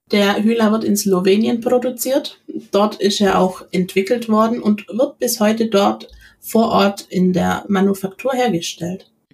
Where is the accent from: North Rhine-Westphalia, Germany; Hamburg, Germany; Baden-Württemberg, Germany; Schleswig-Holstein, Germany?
Baden-Württemberg, Germany; near Ulm; ich komme aus der Nähe von Ulm